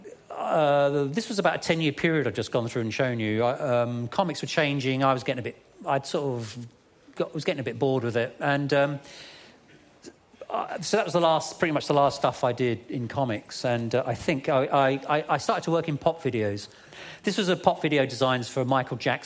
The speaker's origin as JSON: {"language": "English", "region": "London", "country": "United Kingdom", "tie": "born or raised there", "said": "where I grew up in London, was next to Southall"}